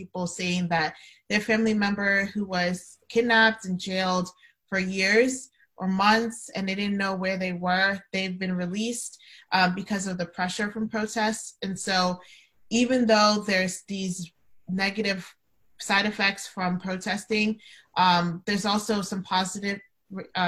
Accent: Nigeria; moved away; my home country of Nigeria

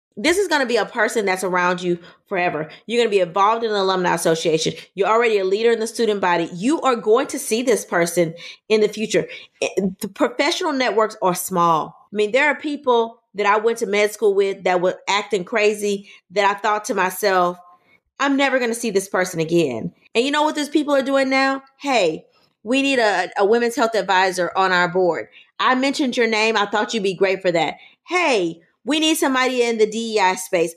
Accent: Louisiana, United States; I'm from Louisiana

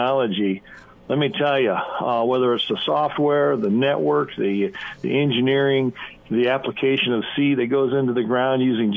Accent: Lincoln, Nebraska, United States; I grew up in Lincoln, Nebraska as an urban kid

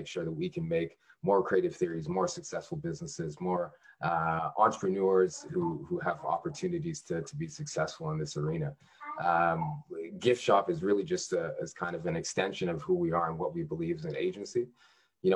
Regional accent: Canada; now in Washington, D.C., United States; I'm actually Canadian born, strangely enough. I ended up in the district about 10 years ago.

